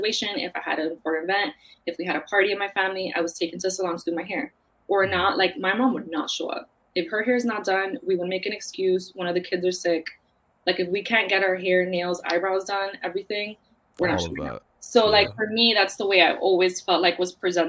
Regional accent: New York City, New York, United States; I grew up in Queens. My family's from the Bronx

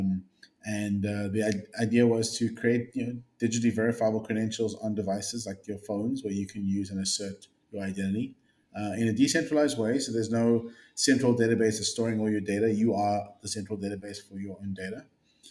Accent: South Africa; moved away as an adult; also born or lived in Bay Area, California; now in California, United States; I'm a South African born entrepreneur

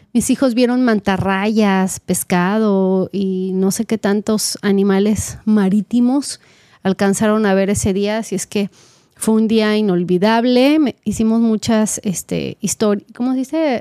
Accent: Mexico; now in California, United States; yo como mexicana, pues así me educaron

